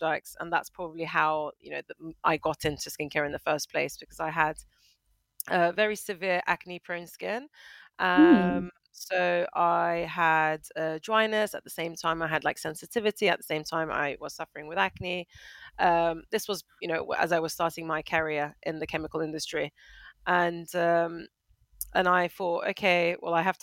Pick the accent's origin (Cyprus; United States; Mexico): Cyprus; Northern Cyprus; also born or lived in United Kingdom / Manchester / France; now in Malaysia; I am originally from Cyprus, from Northern Cyprus, but I'm British, currently residing in Malaysia